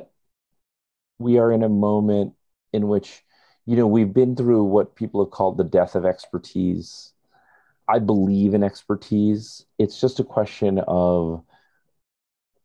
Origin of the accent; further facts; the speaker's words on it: India; now in United States; identifying as an Indian or an American is the fact that I identify as an immigrant.